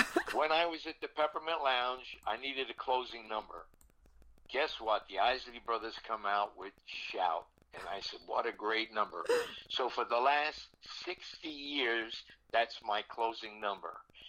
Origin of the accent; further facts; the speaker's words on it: New Jersey, United States; I grew up on Columbia Avenue, State, New Jersey. Next door to my house, because we had an integrated neighborhood, was a Baptist church